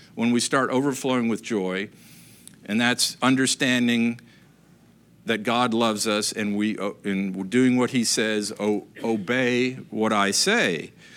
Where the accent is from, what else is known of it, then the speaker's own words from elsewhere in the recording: Upper Peninsula, Michigan, United States; moved away; growing up in Michigan, really, uh, you know, great place to grow up, up in the Upper Peninsula